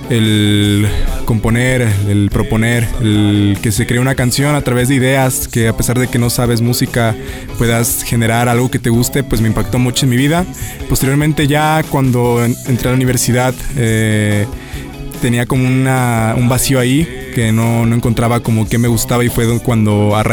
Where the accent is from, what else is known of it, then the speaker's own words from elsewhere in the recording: Xalapa, Veracruz, Mexico; nací, crecí en Jalapa, Veracruz toda mi vida, mi familia es jalapeña.